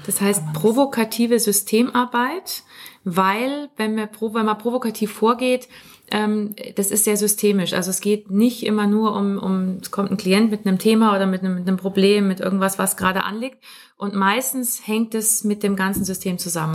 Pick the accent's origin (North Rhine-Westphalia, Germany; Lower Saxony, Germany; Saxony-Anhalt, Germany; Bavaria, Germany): Bavaria, Germany; Munich; wir kommen beide aus München und sind Mutter und Tochter. Also ich bin die Tochter